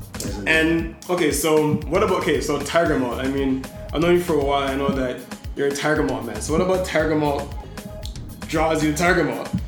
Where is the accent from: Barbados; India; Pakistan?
Barbados; we're from Barbados